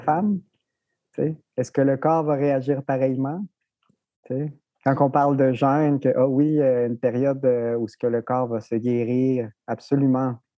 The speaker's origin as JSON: {"language": "French", "town": "Rimouski", "region": "Quebec", "country": "Canada", "tie": "born or raised there", "also_born_or_lived": "Mexico", "lives_now": "Montreal, Canada", "said": "je suis arrivé à Rimouski à l'âge de 7 ans. Donc, je suis originaire du Mexique"}